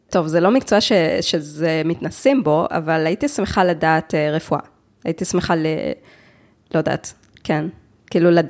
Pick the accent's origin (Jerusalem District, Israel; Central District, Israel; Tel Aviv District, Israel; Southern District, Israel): Jerusalem District, Israel; Jerusalem; אני בירושלים, אני עובדת בירושלים, אה, ואת, וההורים שלי גם גרים בירושלים, אני גדלתי בירושלים.